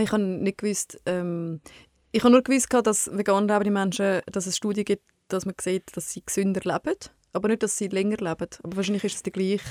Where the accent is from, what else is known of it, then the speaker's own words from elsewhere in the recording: Switzerland; Bei uns in der Schweiz